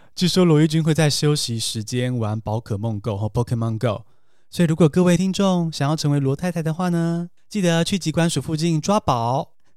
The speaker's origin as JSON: {"language": "Chinese", "country": "Taiwan", "tie": "born or raised there", "said": "像我们这样从小在台湾长大的人"}